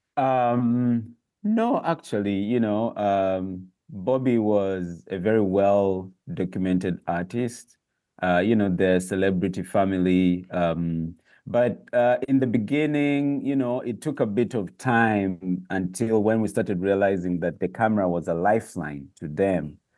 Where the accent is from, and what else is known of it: Uganda